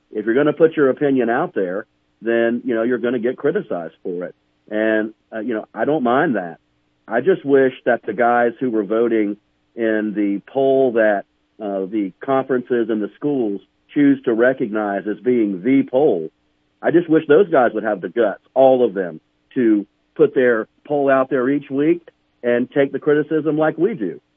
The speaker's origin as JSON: {"language": "English", "town": "Charleston", "region": "South Carolina", "country": "United States", "tie": "born or raised there", "moved": "yes", "lives_now": "Montana, United States"}